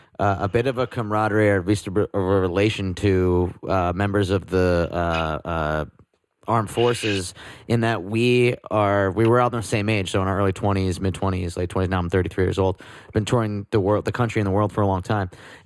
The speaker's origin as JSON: {"language": "English", "region": "New Jersey", "country": "United States", "said": "I'm from New Jersey."}